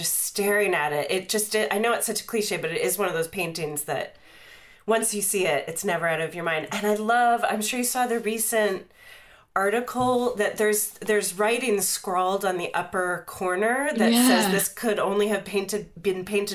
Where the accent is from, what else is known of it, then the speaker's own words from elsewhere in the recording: outside of Pittsburgh, Pennsylvania, United States; I grew up outside of Pittsburgh